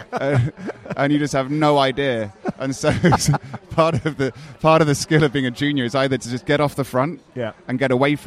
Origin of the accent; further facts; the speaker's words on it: Hong Kong; I come from Hong Kong